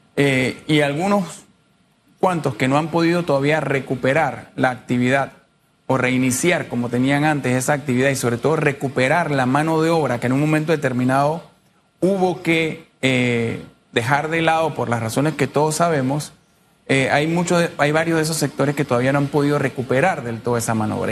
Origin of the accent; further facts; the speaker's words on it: Panama; yo soy panameño también y vivo aquí